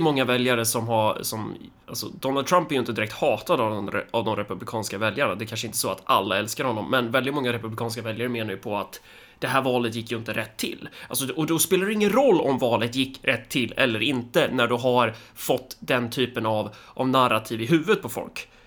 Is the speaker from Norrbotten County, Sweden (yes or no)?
no; Närke, Örebro County, Sweden; som Närking